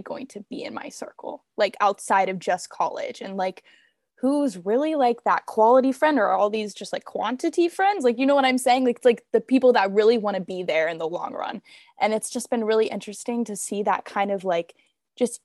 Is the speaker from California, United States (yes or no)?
no; Atlanta, Georgia, United States; born and raised in Atlanta, so I kind of have a community growing up